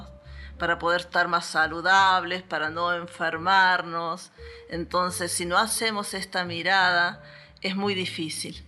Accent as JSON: {"language": "Spanish", "town": "Villa Dolores", "region": "Córdoba", "country": "Argentina", "tie": "born or raised there", "said": "Nací en Villa Dolores, justamente en el hospital"}